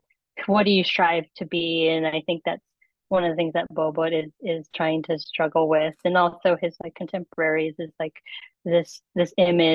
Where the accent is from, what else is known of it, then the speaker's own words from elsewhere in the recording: Philippines; Because that is something that is a huge part of being Filipino, is that we've been, you know, influenced by the West a lot more than the East.